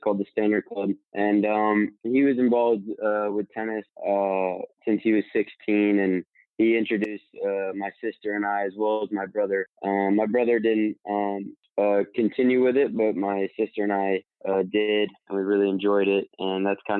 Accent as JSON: {"language": "English", "town": "Atlanta", "region": "Georgia", "country": "United States", "tie": "born or raised there", "said": "I'm from Atlanta"}